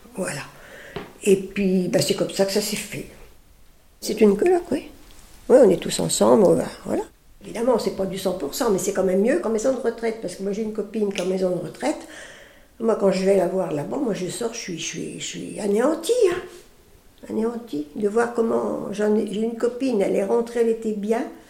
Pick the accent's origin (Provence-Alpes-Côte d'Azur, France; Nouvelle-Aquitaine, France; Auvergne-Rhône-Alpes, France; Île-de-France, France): Auvergne-Rhône-Alpes, France; Lyon; also born or lived in Paris; now in Lagny-sur-Marne, France; Je suis née dans Lyon. Mes parents avaient une ferme